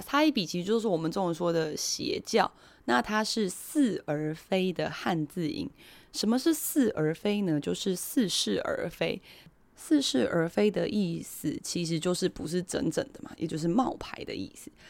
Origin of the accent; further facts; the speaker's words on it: Taiwan; moved away as an adult; also born or lived in South Korea; 我台湾人啊，我刚搬来第一天